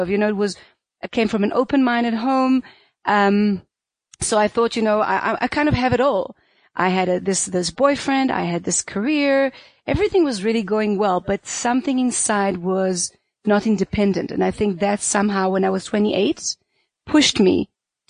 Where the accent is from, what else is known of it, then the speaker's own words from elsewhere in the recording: Israel; moved away as an adult; also born or lived in South Africa; I was born in Israel, and I grew up there till I was 30, actually